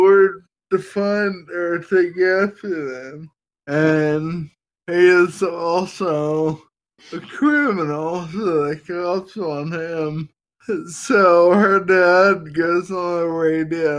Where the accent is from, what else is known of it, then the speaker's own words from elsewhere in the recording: United States; I'm an American